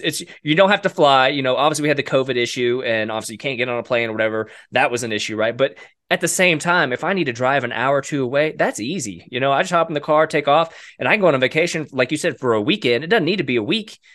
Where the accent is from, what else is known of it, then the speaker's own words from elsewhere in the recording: Oklahoma, United States; I grew up in Oklahoma